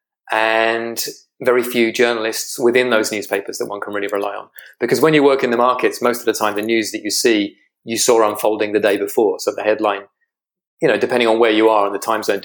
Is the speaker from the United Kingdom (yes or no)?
yes; United Kingdom; you can hear from my accent, I'm a Brit.